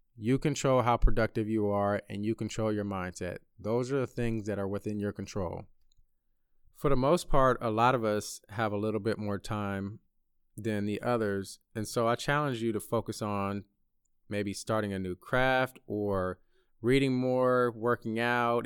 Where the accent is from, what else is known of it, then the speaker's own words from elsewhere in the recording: Bay Area, California, United States; moved away as an adult; my hometown of the Bay Area